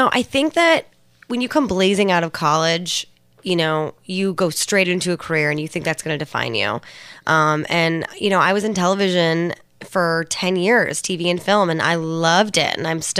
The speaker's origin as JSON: {"language": "English", "town": "Alameda", "region": "California", "country": "United States", "tie": "born or raised there", "said": "Props to Alameda, California. And they've never been there. It's a beautiful little island."}